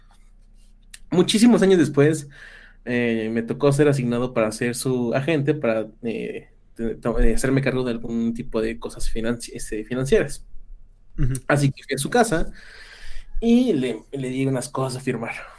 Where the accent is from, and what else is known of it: Mexico